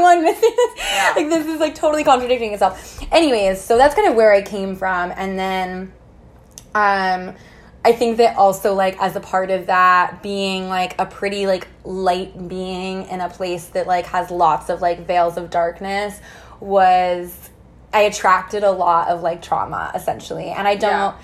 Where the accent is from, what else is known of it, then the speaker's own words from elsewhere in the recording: Missouri, United States; I grew up in the Midwest in Missouri, kind of in a small town